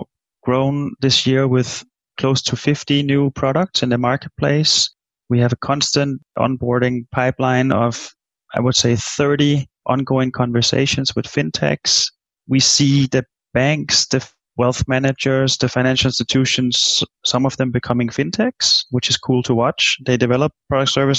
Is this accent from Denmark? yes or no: yes; Denmark; moved away; I'm from Denmark